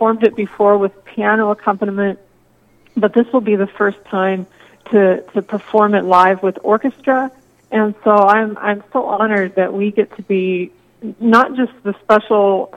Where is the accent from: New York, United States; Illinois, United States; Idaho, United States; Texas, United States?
Texas, United States; moved away as an adult; also born or lived in Iowa / Bemidji, Minnesota; now in Bismarck, United States; I'm originally from Texas. So I think I've now lived in the Midwest maybe longer than I lived in Texas